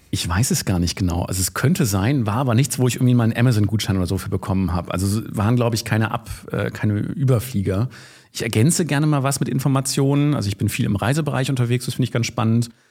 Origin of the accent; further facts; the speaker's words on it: Lower Saxony, Germany; now in Düsseldorf, Germany; Ich bin eigentlich Niedersachse, äh, arbeite aber in Düsseldorf, habe eine eigene Kanzlei dort